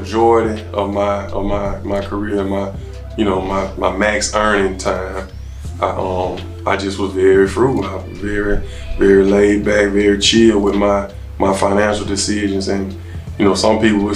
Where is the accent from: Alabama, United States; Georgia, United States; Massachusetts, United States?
Alabama, United States; Selma; staying true to my roots. I'm from Selma, Alabama.